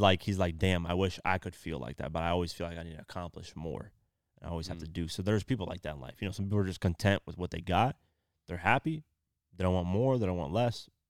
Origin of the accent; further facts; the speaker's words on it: Iowa, United States; moved away; I came from Iowa